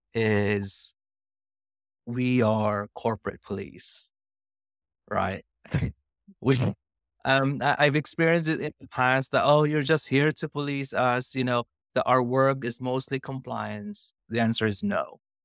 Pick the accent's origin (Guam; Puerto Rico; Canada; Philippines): Philippines; moved away as an adult; now in United Kingdom; I'm originally from Philippines